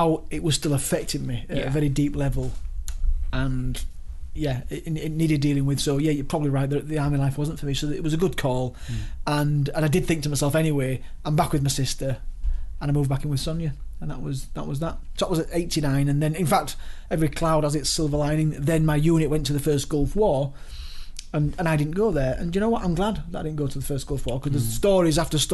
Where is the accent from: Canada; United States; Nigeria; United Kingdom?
United Kingdom; Leeds, Yorkshire and the Humber; moved away as an adult; also born or lived in Dortmund; I was from Leeds